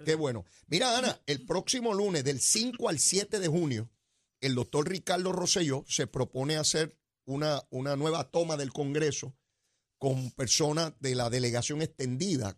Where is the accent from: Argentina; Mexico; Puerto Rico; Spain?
Puerto Rico; somos los puertorriqueños